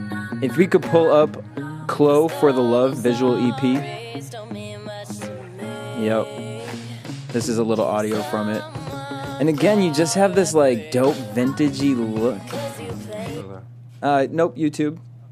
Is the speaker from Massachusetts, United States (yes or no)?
yes; Boston, Massachusetts, United States; I'm from Boston